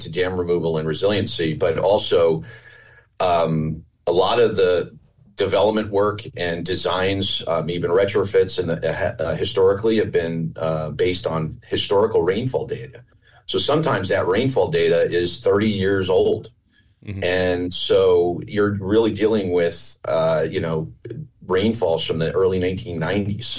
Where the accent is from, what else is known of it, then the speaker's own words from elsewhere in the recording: Pompton Lakes, New Jersey, United States; I grew up in Pompton Lakes, New Jersey. I grew up on a lake